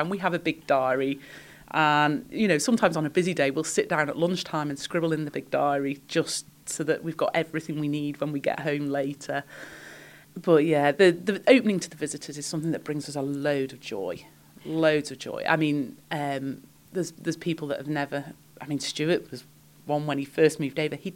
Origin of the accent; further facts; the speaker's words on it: Isle of Man; also born or lived in Sheffield, United Kingdom; No, I was born in Sheffield, moved here as a child, and the difference in lifestyle between living in Sheffield and living in the Isle of Man